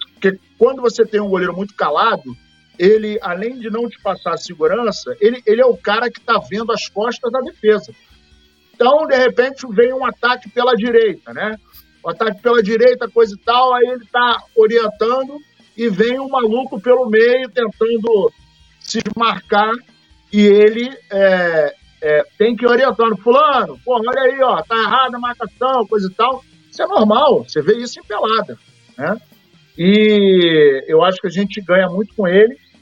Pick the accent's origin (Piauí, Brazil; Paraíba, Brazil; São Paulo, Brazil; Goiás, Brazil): Paraíba, Brazil; Serra Branca; moved away; diretamente da minha terra, lá, Serra Branca, Paraíba